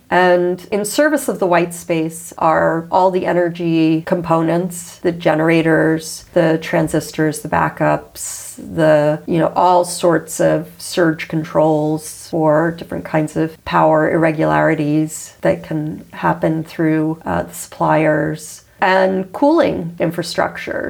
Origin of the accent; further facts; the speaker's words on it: United States; I come from the United States